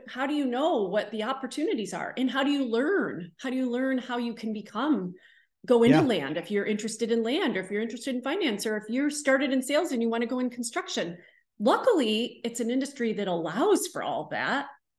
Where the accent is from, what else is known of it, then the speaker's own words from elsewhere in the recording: New York, United States; now in North Carolina, United States; I'm from Central New York. There were not home builders there. That I came to North Carolina and I was selling homes.